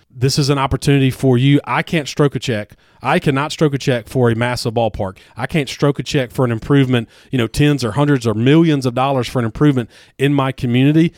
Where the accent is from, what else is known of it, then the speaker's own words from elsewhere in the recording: Louisiana, United States; I'm from Louisiana.